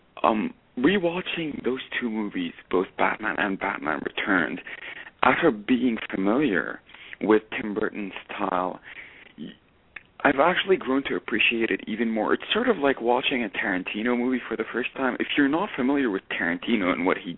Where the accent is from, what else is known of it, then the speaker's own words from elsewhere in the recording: Lebanon; moved away; I grew up in Lebanon